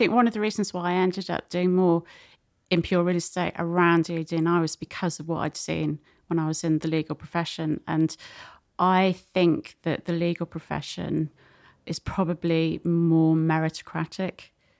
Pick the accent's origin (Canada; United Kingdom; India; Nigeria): United Kingdom; North West England; accent: Scouse; no one was going to pay you to work in the city with a Scouse accent.